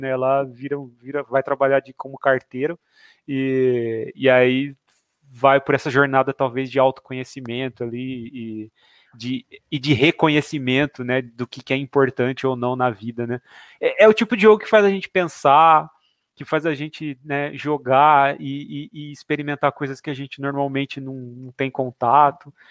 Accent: Jaboticabal, São Paulo, Brazil; now in Bauru, Brazil; Eu sou de Jaboticabal, que a gente, né, eu moro em Bauru hoje, mas eu sou de Jaboticabal

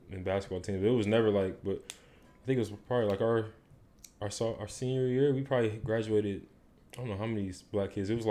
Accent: Detroit, Michigan, United States; moved away as an adult; also born or lived in Indianapolis; I'm from Detroit.

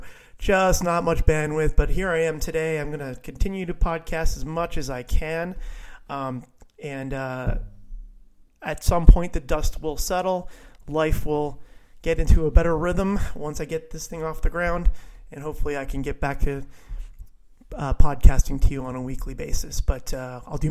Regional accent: Viera, Florida, United States; my hometown of Vieira

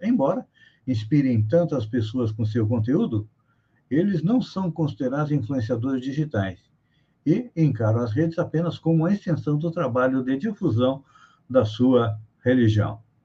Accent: Bagé, Rio Grande do Sul, Brazil; minha cidade, onde eu nasci, Bagé, lá no Rio Grande do Sul

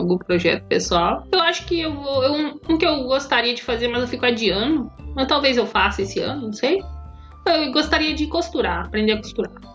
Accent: Brazil; A gente é brasileiro

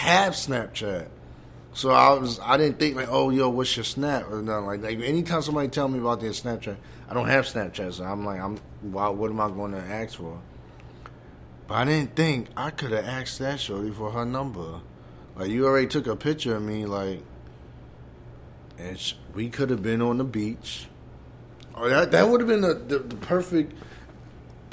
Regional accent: New York, United States; I'm from New York

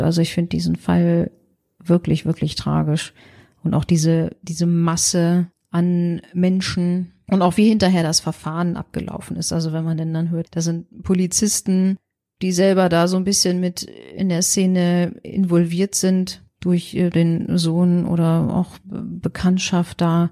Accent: Germany; ich als Deutsche

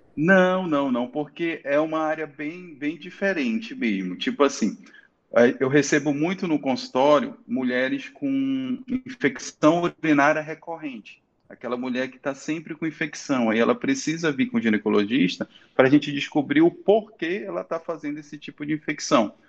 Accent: Santarém, Pará, Brazil; moved away as an adult; also born or lived in Manaus; now in Itaituba, Brazil; sou santareno, tá? Saí de Santarém para fazer faculdade de medicina

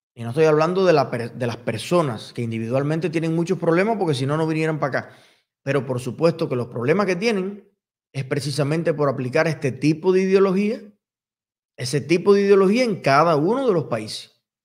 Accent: Cuba; soy latino, y soy latinoamericano, y soy cubano

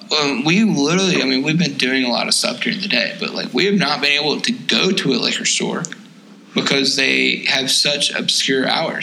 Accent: Tennessee, United States; we're from Tennessee.

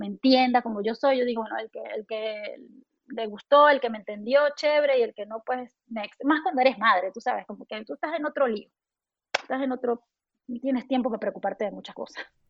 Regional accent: Mérida, Venezuela; moved away as an adult; also born or lived in New York, United States; now in Houston, United States; yo sigo siendo una mamá venezolana

